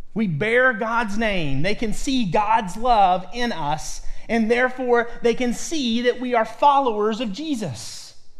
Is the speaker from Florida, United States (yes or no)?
no; Lexington, Kentucky, United States; now in Ohio, United States; grew up in my, most of my early life in central Kentucky, in Lexington, Kentucky